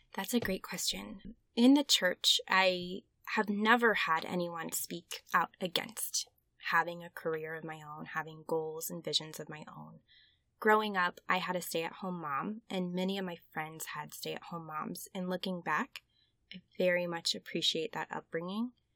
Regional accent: Westfield, Indiana, United States; the Westfield Public Library in my hometown back in Indiana

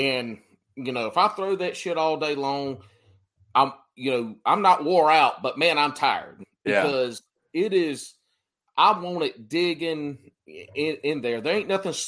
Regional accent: South Carolina, United States; where I grew up in South Carolina

